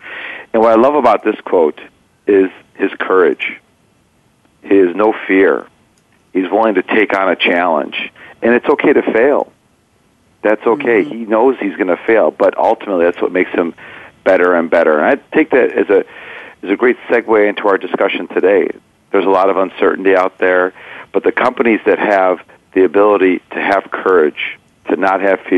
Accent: Chicago, Illinois, United States; I'm from Chicago.

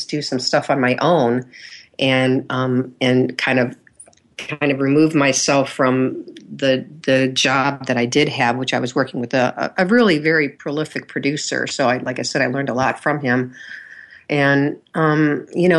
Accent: Michigan, United States; moved away; I'm from Michigan originally, and Michigan at the time when I was little wasn't a big hub for production

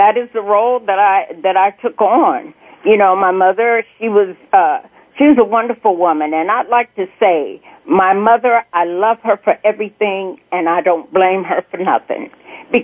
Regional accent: El Dorado, Arkansas, United States; I was born in El Dorado, Arkansas, and I was the oldest at that time of four children

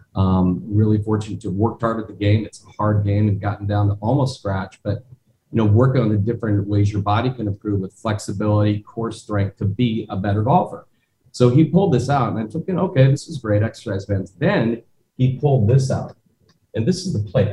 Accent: Omaha, Nebraska, United States; I grew up in Omaha, Nebraska

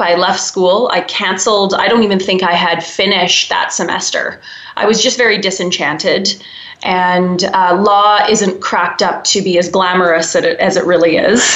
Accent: Wetaskiwin, Alberta, Canada; now in Calgary, Canada; I grew up in a small uh, central Alberta town called Wetaskiwin, and uh, I grew up on an acreage there in a farming community

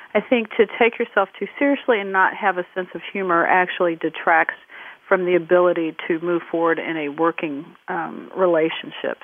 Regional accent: Midwest, United States; growing up in the Midwest in the uh, 1970s with parents who had immigrated from the Caribbean

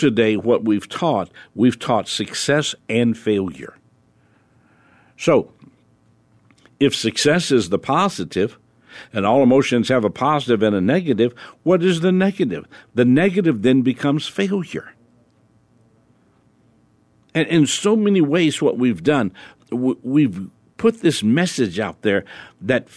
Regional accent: New Orleans, Louisiana, United States; I was born in New Orleans.

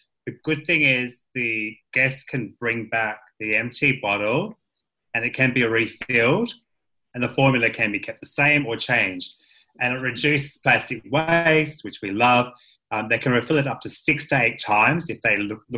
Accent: Western Australia, Australia; moved away; growing up in West Australia on the beach

